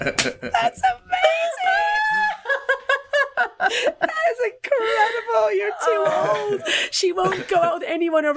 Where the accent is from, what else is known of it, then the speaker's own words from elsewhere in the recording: United States; as an American growing up in sort of the 80s and 90s in America